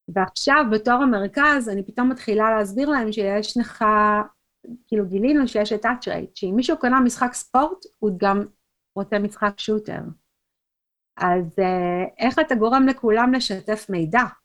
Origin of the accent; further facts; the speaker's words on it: Israel; moved away as an adult; now in United States; בתור ישראלית